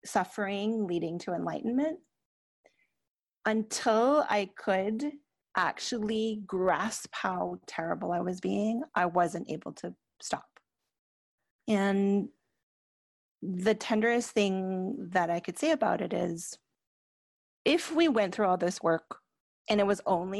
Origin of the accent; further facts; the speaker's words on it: Canada; I'm Canadian